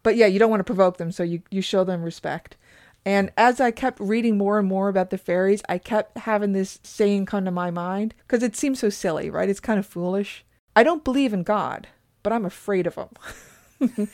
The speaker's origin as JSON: {"language": "English", "region": "Newfoundland and Labrador", "country": "Canada", "tie": "born or raised there", "said": "where we grew up in Newfoundland"}